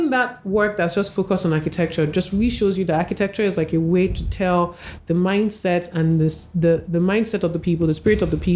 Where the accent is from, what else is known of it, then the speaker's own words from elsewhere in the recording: Nigeria; as a Nigerian, it made me feel like you know, there's a big story, a little a shift has happened, and I'm I'm part of it.